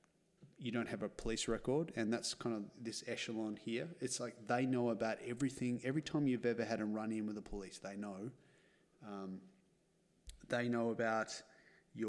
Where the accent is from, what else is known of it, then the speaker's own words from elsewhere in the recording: Australia; I'm Australian